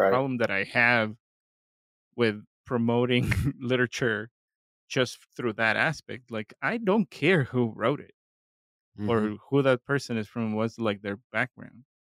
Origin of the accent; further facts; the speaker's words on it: Mexico; moved away; growing up in Mexico